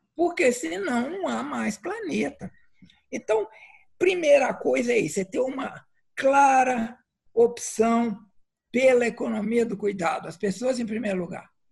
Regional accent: Minas Gerais, Brazil; moved away; lá em Minas, de onde eu venho

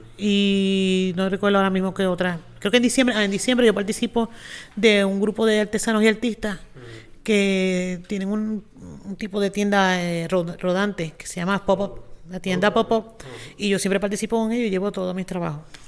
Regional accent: Mayagüez, Puerto Rico; soy aquí de Mayagüez

